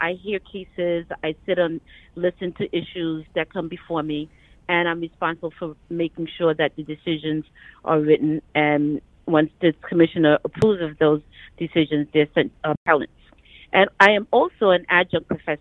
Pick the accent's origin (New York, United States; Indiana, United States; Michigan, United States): New York, United States; New York City; also born or lived in Panama; I grew up in Crown Heights. My family, my parents and my siblings and I migrated from Panama. And I came here when I was very young. I was 5